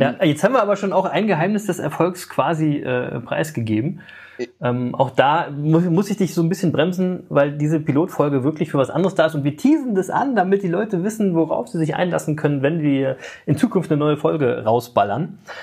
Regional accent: Berlin, Germany; Ich bin äh, in West-Berlin geboren und ähm, ähm, aufgewachsen in so einem Block, wie quasi bei …, im, in Berlin-Reinickendorf

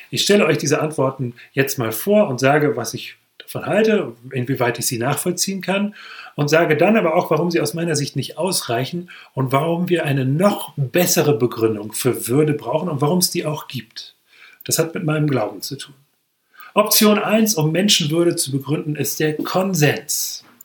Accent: Hesse, Germany; Wenn ich zum Beispiel in meinem Heimatort umherlaufe, das ist ein kleines Dorf in der Nähe von Marburg im hessischen Hinterland

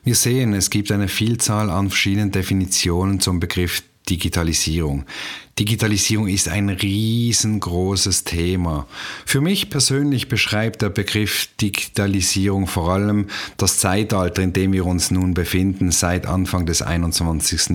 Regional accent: Basel, Basel-Stadt, Switzerland; moved away as an adult; now in Canton of Zurich, Switzerland; Ursprünglich komme ich aus Basel und wohne jetzt seit rund 13 Jahren im Kanton Zürich am wunderschönen Zürichsee

